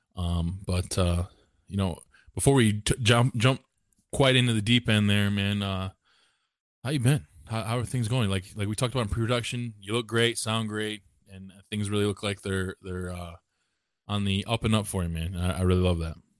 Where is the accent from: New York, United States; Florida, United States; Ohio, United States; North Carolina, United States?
Ohio, United States; Walbridge; I'm from Warburg, Ohio